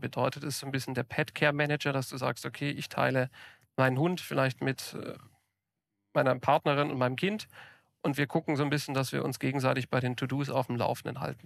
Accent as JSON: {"language": "German", "area": "Ulm commuter belt", "region": "Baden-Württemberg", "country": "Germany", "tie": "born or raised there", "moved": "yes", "said": "ich bin auf dem Land groß geworden, hatte zu meiner Zeit, äh, als ich noch im Ulmer Speckgürtel bei meinen Eltern gewohnt habe"}